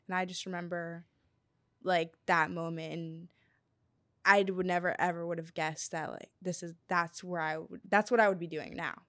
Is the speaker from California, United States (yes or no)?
no; Akron, Ohio, United States; I'm from Akron